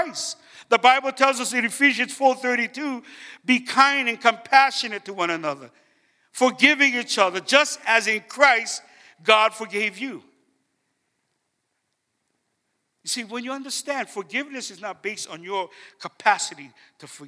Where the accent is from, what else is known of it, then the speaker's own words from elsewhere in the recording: Hawaii, United States; I'm from Hawaii